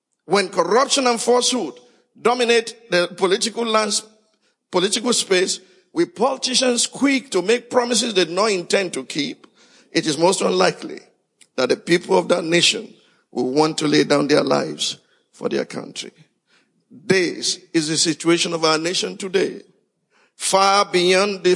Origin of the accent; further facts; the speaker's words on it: Nigeria; Fellow Nigerians